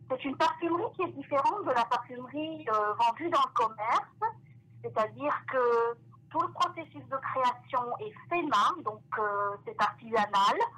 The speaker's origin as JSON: {"language": "French", "country": "France", "moved": "yes", "lives_now": "Toronto, Canada", "said": "lorsque j'ai quitté la France pour euh, m'installer ici à Toronto, cette passion ne m'a pas quittée"}